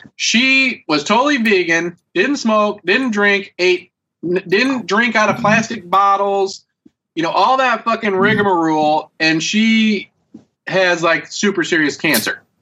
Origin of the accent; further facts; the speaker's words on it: United States; I am American